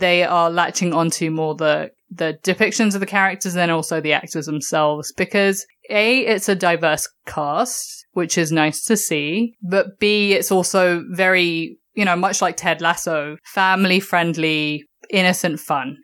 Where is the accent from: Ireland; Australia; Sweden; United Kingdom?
United Kingdom; England; growing up in England